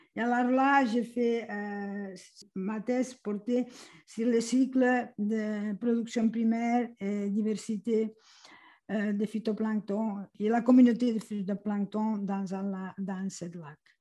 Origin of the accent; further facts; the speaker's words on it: Catalonia, Spain; moved away as an adult; je suis originaire de la Catalogne, en Espagne